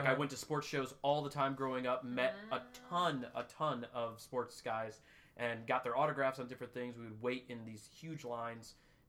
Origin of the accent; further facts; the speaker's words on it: Chicago, Illinois, United States; I grew up in Chicago.